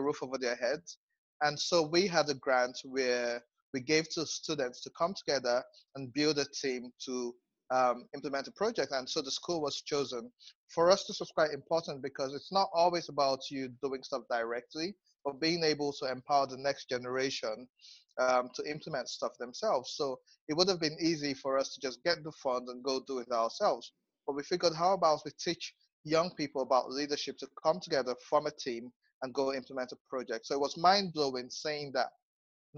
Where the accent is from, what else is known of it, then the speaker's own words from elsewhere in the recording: Nigeria; I'm a Nigerian. I stay in Abuja.